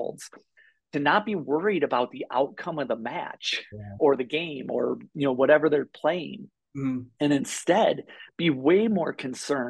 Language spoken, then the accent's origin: English; Midwest, United States; now in Bozeman, United States; I grew up in the Midwest in flatlands